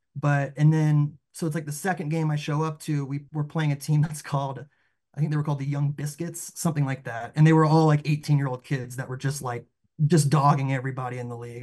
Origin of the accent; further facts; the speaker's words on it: the South, Southeast, United States; we grew up in the South